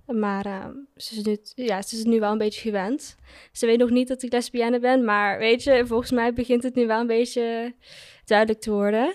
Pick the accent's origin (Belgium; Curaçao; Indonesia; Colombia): Curaçao; now in Netherlands; ik ben opgegroeid op Curaçao